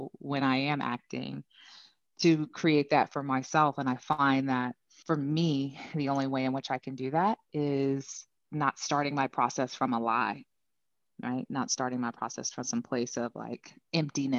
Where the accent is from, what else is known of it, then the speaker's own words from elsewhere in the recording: California, United States; born and raised in California, so repping Cali hard